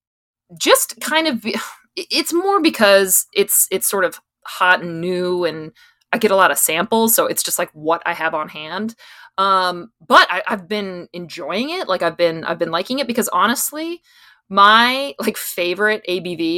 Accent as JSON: {"language": "English", "region": "East Coast", "country": "United States", "tie": "born or raised there", "also_born_or_lived": "Richmond, Virginia", "moved": "as an adult", "lives_now": "San Diego, United States", "said": "I grew up on the East Coast"}